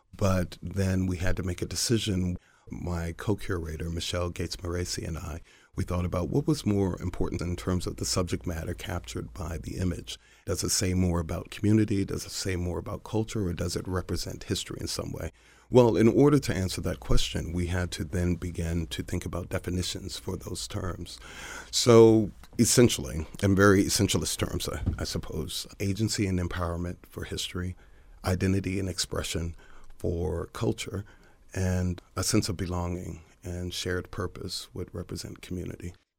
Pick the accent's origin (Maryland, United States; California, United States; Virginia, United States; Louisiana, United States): Maryland, United States; Baltimore; I'm from Baltimore. I still live in Baltimore.